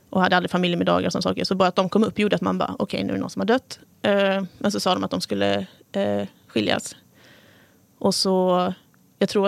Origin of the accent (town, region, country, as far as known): Nässjö, Jönköping County, Sweden